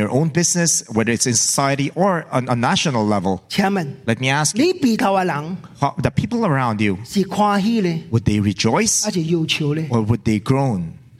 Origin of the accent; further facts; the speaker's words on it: Hong Kong; born there; You know, I was born in Hong Kong. When I was born, I had a British passport.